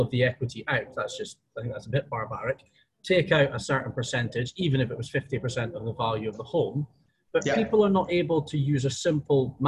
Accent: United Kingdom; moved away; we're both British

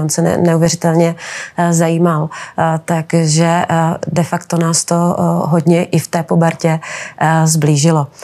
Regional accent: Moravia, Czechia; taky jsem z Moravy

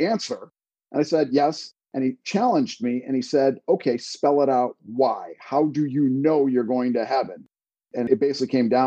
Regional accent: Virginia, United States; I was born right here in Virginia, United States, back in, over 50 years ago.

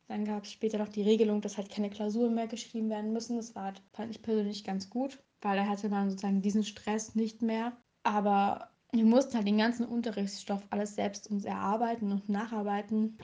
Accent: Saxony, Germany; Also ich komme aus Sachsen

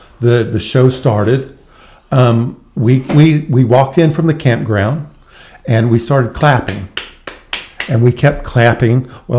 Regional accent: Guthrie, Oklahoma, United States; they were coming to my hometown.

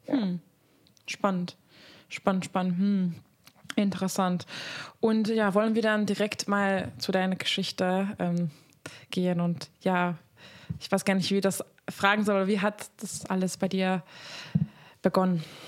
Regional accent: Hungary; moved away; ich komme aus Ungarn ursprünglich

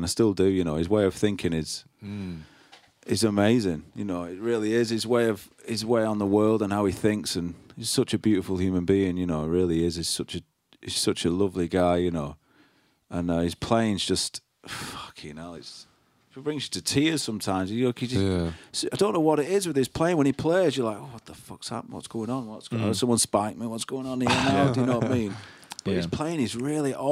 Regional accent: Rochdale, North West England, United Kingdom; it's from my hometown

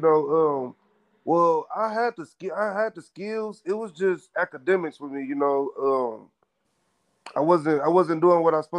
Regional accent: Flint, Michigan, United States; moved away as an adult; now in Las Vegas, United States; I'm from Flint, Michigan

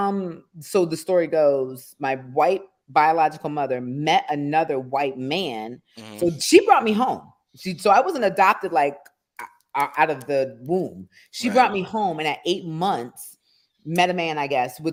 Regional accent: Detroit, Michigan, United States; moved away; also born or lived in Norfolk, Virginia; I was adopted by white people in the city of Detroit, not in the suburbs. And that's where I grew up

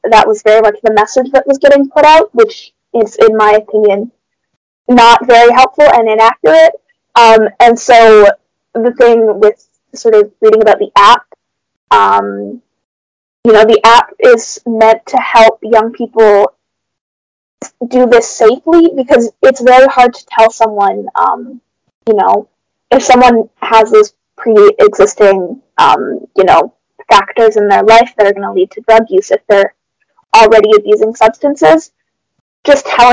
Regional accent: Brantford, Ontario, Canada; I'm from Brantford

